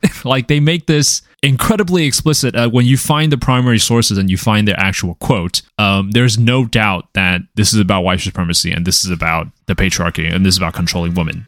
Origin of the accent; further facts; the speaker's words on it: Taiwan; moved away; I am an immigrant. And growing up in Taiwan